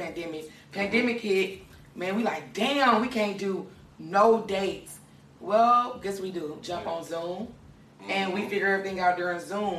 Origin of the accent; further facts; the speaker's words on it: Milwaukee, Wisconsin, United States; now in Atlanta, United States; I'm from Milwaukee